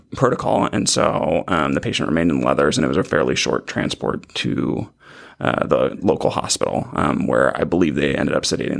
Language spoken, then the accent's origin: English; California, United States; I grew up in the San Francisco Bay Area and then went to undergrad down in Irvine